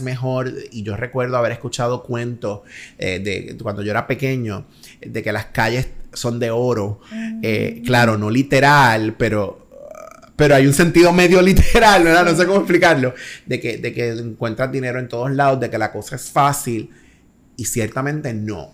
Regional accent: Maunabo, Puerto Rico; yo me crié en Maunabo, Puerto Rico

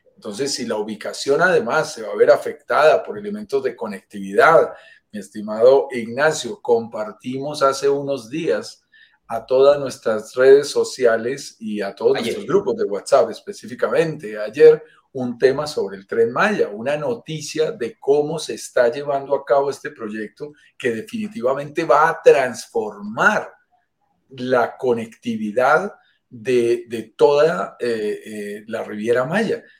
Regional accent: Bogotá, Colombia; Nacido en la montaña, vivo en, los Andes, vivo en Bogotá, Colombia, lo sentirás por mi acento

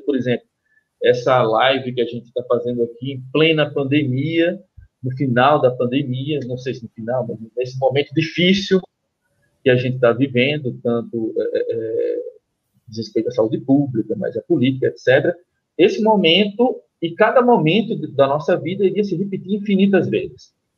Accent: Recife, Pernambuco, Brazil; eu sou do, do Recife, pernambucano do Recife

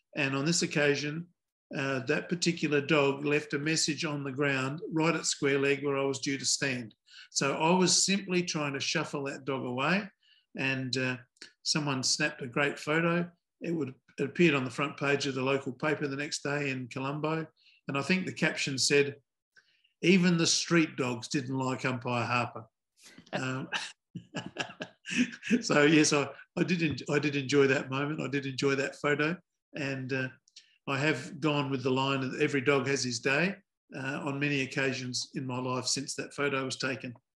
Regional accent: Adelaide, South Australia, Australia; I come from Adelaide, South Australia

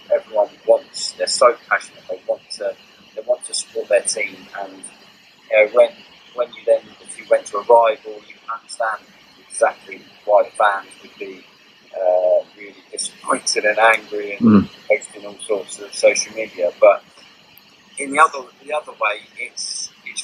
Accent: England, United Kingdom; because I was born in England, I grew up, I'm fully English.

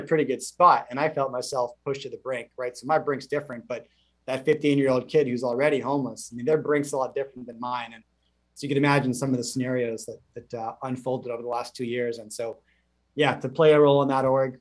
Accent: Canada; as a Canadian in the last 30 plus years

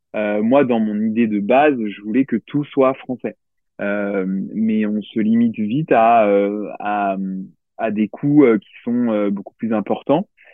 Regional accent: Limoges, Nouvelle-Aquitaine, France; je viens de Limoges

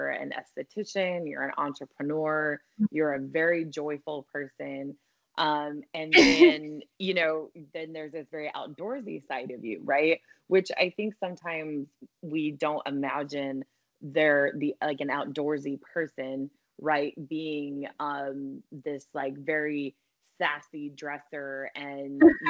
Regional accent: Colorado, United States; I grew up in Colorado, and I grew up in the mountains actually

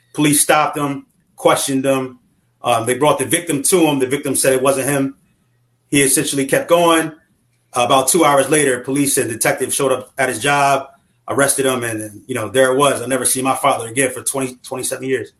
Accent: Wilmington, Delaware, United States; I'm originally from Wilmington, Delaware, um, where I was where where I grew up

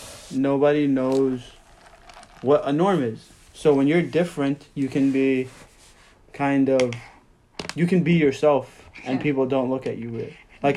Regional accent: New York, United States; growing up in New York in the late 90s and 2000s

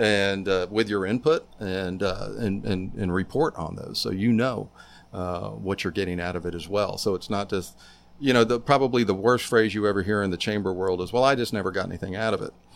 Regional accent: Tampa, Florida, United States; moved away; my South Tampa, where I grew up

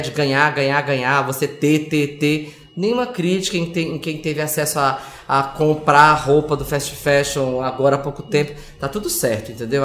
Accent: Ceará, Brazil; moved away as an adult; now in São Paulo, Brazil; sou do Ceará, moro em São Paulo há 26 anos

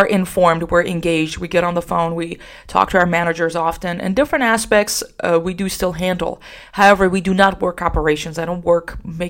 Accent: Iran; also born or lived in Socorro, New Mexico; now in San Antonio, United States; I am Iranian, so we just love having people over all the time

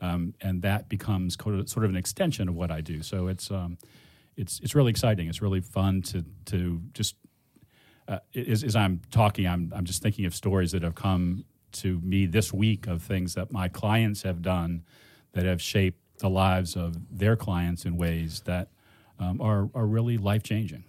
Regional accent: Cleveland, Ohio, United States; I grew up in Cleveland.

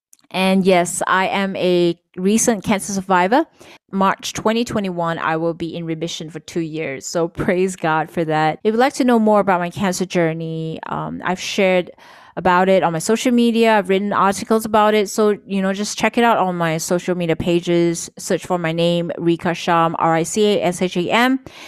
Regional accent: Kota Kinabalu, Sabah, Malaysia; my hometown. It's called Kota Kinabalu or KK City in the state of Sabah, East Malaysia, and we're part of the Borneo Islands.

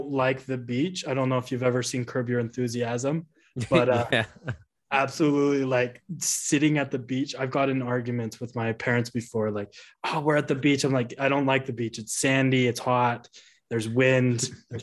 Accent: Utah, United States; Growing up in Utah

